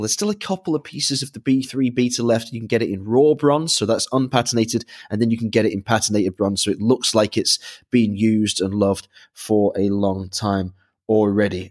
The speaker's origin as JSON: {"language": "English", "town": "Manchester", "region": "North West England", "country": "United Kingdom", "tie": "born or raised there", "said": "growing up in Manchester"}